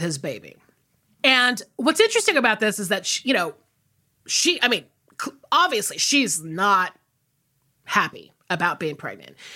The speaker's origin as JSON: {"language": "English", "region": "the South", "country": "United States", "said": "I'm from the South."}